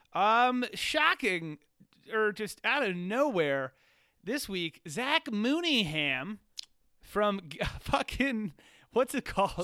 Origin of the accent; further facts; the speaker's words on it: Virginia, United States; we Virginians